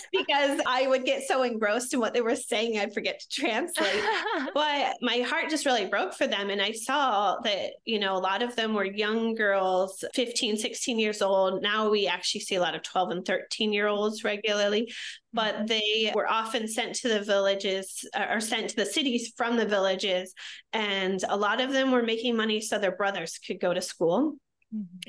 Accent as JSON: {"language": "English", "region": "small town Indiana", "country": "United States", "tie": "born or raised there", "moved": "as an adult", "said": "I actually grew up in small town Indiana, very different from my life today."}